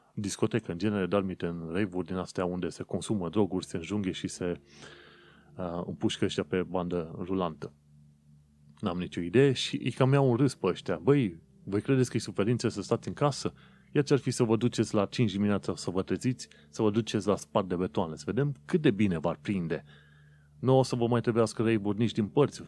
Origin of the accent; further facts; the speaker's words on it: Romania; now in London, United Kingdom; eu sunt un român în Londra